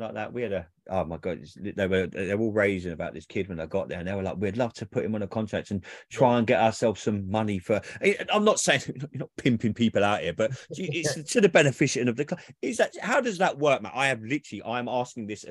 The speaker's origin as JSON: {"language": "English", "area": "Wealdstone", "region": "London", "country": "United Kingdom", "tie": "born or raised there", "said": "my hometown team, Willstone"}